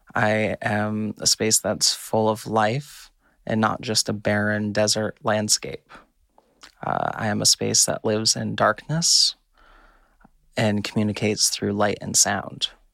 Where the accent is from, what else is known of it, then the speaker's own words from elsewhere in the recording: California, United States; I grew up diving in California kelp forests